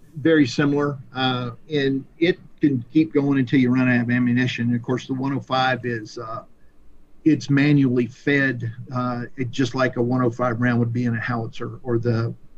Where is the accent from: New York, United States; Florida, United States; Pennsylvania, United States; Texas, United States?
Florida, United States; Pensacola; I grew up in Pensacola, which is where Naval Aviation uh, was born